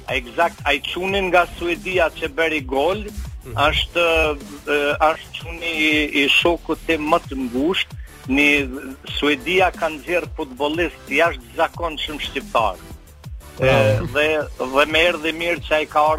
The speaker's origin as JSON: {"language": "Albanian", "region": "Drenica", "country": "Kosovo", "said": "jam drenicak dhe jam pshatare"}